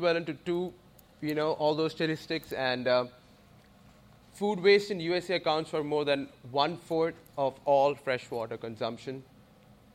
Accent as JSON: {"language": "English", "country": "India", "moved": "as an adult", "said": "I'm originally from India. I came here to do my master's in computer science."}